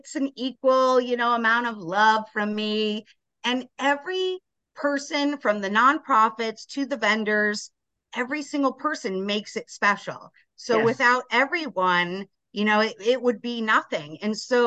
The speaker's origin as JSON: {"language": "English", "town": "Las Vegas", "region": "Nevada", "country": "United States", "moved": "yes", "lives_now": "Grand Ledge, United States", "said": "I'm from Vegas"}